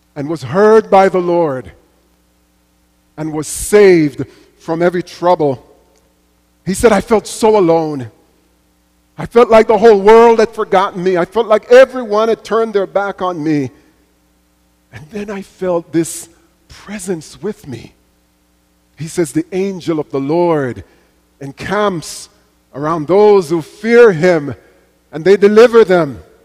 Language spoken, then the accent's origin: English; Jamaica; as a little boy growing up in Jamaica, going to church with my mother